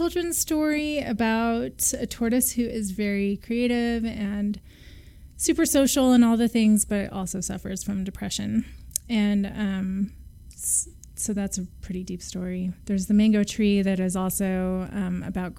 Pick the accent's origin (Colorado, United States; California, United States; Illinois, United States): California, United States; Santa Cruz; I was born in Santa Cruz, California